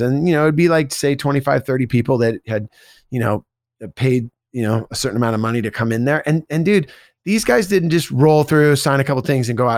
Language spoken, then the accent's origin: English; Bay Area, California, United States; I grew up in the Bay Area.